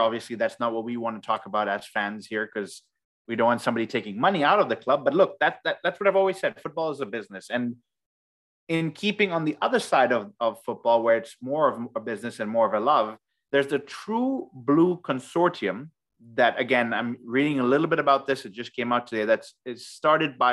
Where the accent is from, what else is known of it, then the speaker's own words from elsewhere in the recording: Ghana; we are from Ghana